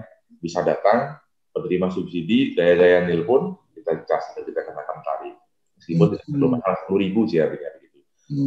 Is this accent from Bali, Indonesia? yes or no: yes; Buleleng, Bali, Indonesia; desa saya berbatasan dengan Kabupaten Karangasem